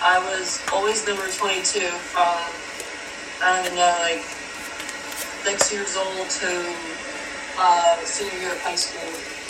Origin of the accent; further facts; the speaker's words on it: Cinnaminson, New Jersey, United States; I'm from Cinnamon, New Jersey.